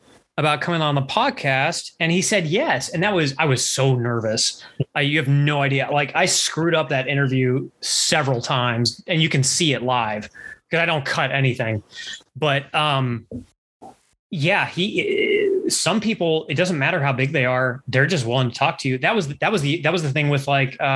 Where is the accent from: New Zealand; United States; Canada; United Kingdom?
Canada; I'm Canadian.